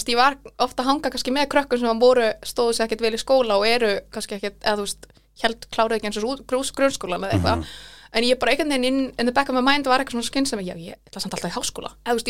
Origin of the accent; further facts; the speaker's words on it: Reykjavík, Capital Region, Iceland; also born or lived in Ísafjörður; Uh, ég er fætt í Reykjavík en okay. ég flutti eiginlega strax uh, til Ísefjörðar okay. bara árið sem ég fættist yeah. og var þar í sex ár á leikskóla og flutti svo heim aftur sömur aðurinn í byrja í grunnskóla til, uh, til Reykjavíkur